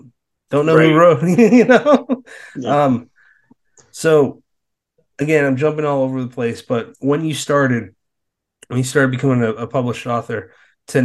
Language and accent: English; Massachusetts, United States; moved away; I'm from Massachusetts